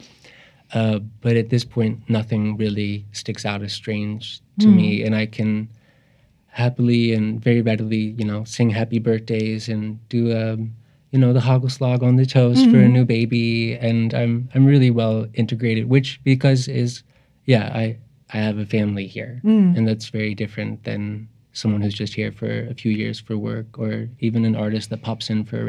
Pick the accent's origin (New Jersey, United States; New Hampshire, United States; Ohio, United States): Ohio, United States; Cincinnati; I grew up in Cincinnati, and there's the Taft Museum of Art